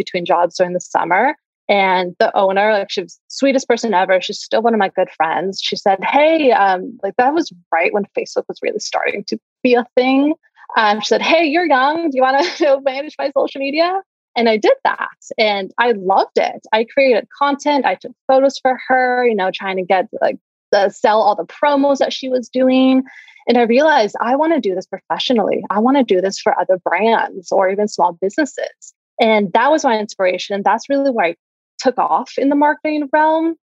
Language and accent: English; Santa Barbara, California, United States; our roots, to where we grew up in and the amazing community that we have here